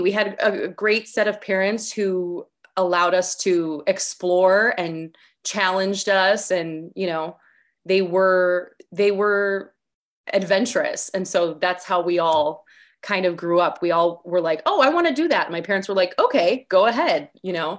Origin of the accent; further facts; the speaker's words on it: Chicago, Illinois, United States; also born or lived in Park Ridge, Illinois; growing up as in, in Chicago in, like, the nineties and two thousands